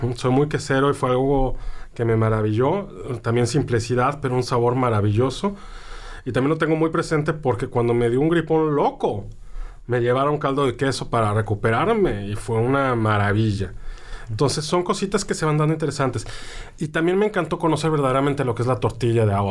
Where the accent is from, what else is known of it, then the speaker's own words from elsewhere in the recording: Mexico City, Mexico; now in Sonora, Mexico; Como chilango